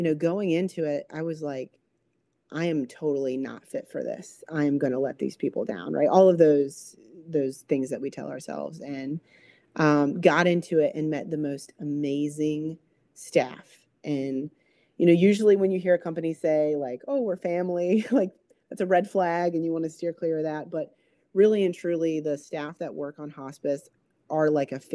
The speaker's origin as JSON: {"language": "English", "region": "East Coast", "country": "United States", "also_born_or_lived": "Minnesota", "moved": "as an adult", "said": "I'm from the East Coast and where it never gets below, you know, 20 rarely"}